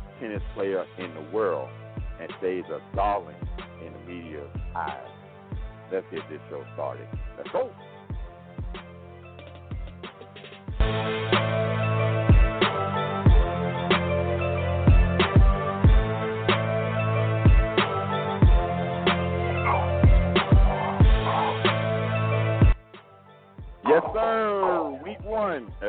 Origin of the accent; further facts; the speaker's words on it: Miami, Florida, United States; I am a Florida native, born and raised in Miami, Florida